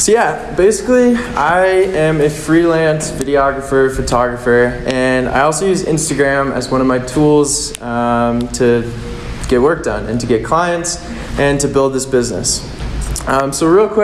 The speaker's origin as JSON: {"language": "English", "town": "Manitou Springs", "region": "Colorado", "country": "United States", "tie": "born or raised there", "said": "I grew up in Colorado, down in Manitou"}